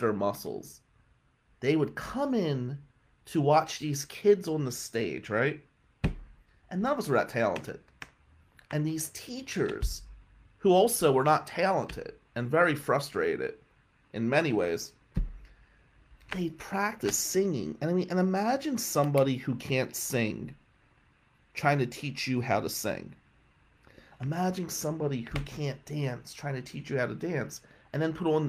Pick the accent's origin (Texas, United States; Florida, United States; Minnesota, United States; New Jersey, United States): New Jersey, United States; Atlantic City; we were Italians from Atlantic City.